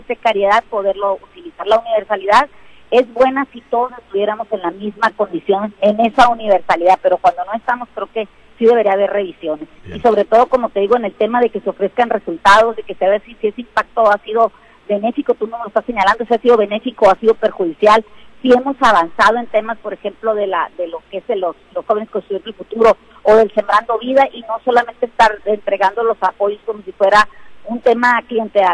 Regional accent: Mexico; todos somos mexicanos

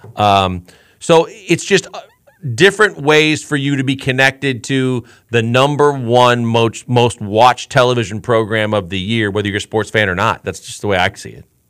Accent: Milwaukee, Wisconsin, United States; I was blessed enough growing up in Milwaukee, Wisconsin

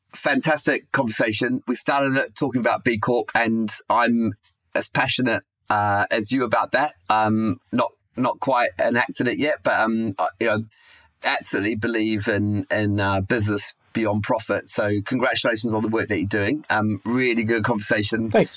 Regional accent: New Zealand; moved away as an adult; also born or lived in United Kingdom; Kiwi abroad in the UK

